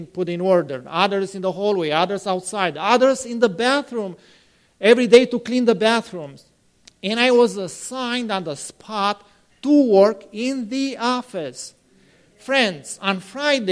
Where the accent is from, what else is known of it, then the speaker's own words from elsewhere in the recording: Romania; moved away; I am from a city close to that place.